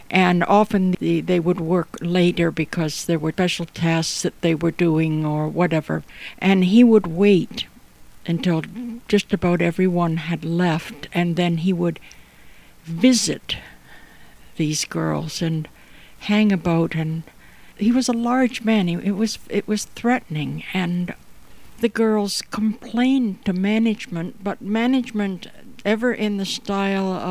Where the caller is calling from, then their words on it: Toronto, Ontario, Canada; I'm podcasting from Toronto, Ontario, Canada, and my podcasts together are called A Storied Life.